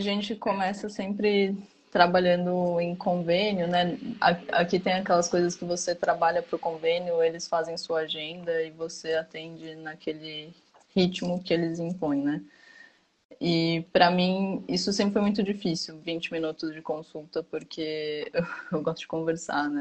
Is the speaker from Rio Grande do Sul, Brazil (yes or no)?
no; São Paulo, Brazil; moved away as an adult; now in Campinas, Brazil; eu sou de São Paulo originalmente, aí fui fazer faculdade em Campinas e optei por ficar em, em Campinas